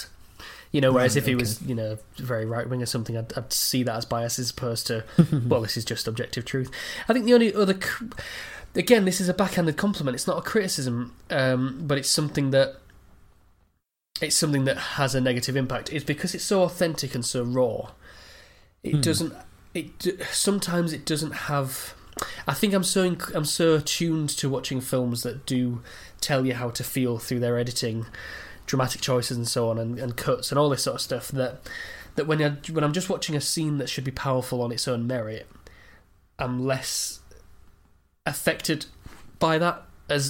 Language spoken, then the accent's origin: English; England, United Kingdom; as an Englishman